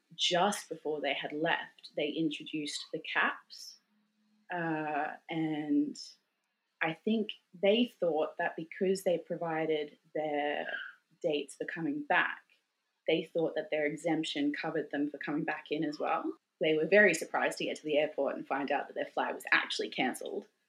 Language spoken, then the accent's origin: English; Australia; moved away as an adult; now in Sweden; my identity as a, as an Australian and what it meant to be an Australian